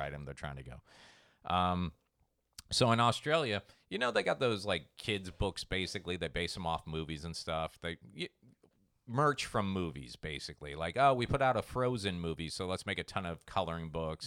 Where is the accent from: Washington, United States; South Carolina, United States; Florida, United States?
Florida, United States; Treasure Coast; where I grew up on the Treasure Coast